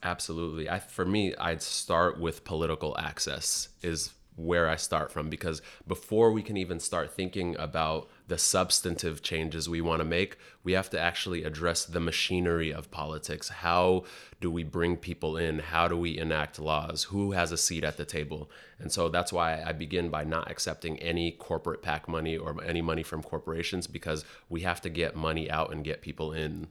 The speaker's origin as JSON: {"language": "English", "town": "Seattle", "region": "Washington", "country": "United States", "tie": "born or raised there", "also_born_or_lived": "Sudan / New York", "moved": "as an adult", "said": "I grew up in South Seattle"}